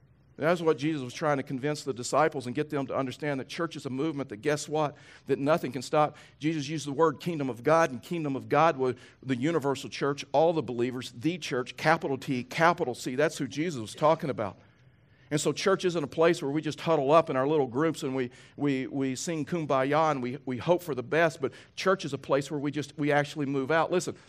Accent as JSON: {"language": "English", "region": "Texas", "country": "United States", "tie": "born there", "said": "Now listen, most of you know I was born in Texas. I've lost my accent, so you probably can't even tell now, but I was born in Texas."}